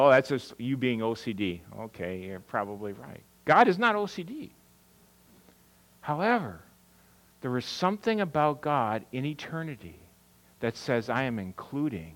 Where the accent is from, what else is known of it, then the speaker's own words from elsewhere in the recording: Wisconsin, United States; moved away; I'm from Wisconsin